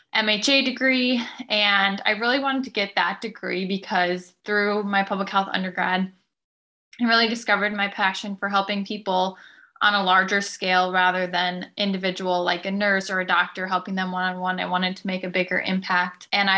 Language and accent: English; Lakeville, Minnesota, United States; moved away; I'm originally from Lakeville, Minnesota